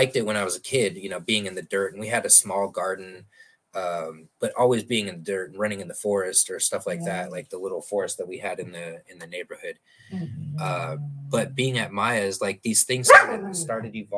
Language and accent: English; Omaha, Nebraska, United States; moved away as an adult; now in Arizona, United States; I'm from Omaha